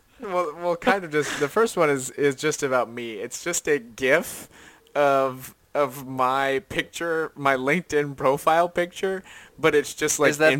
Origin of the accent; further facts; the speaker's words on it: Lancaster County, Pennsylvania, United States; I am from Lancaster County.